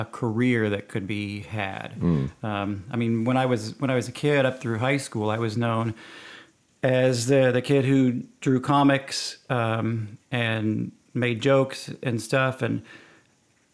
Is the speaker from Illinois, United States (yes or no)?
no; Rockwall, Texas, United States; also born or lived in Wisconsin; I grew up out in Rockwall